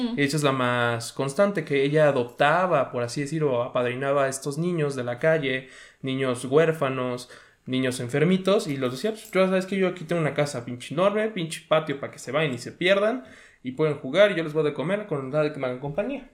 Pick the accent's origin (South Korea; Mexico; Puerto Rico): Mexico; Puebla; yo sí nací en la ciudad de Puebla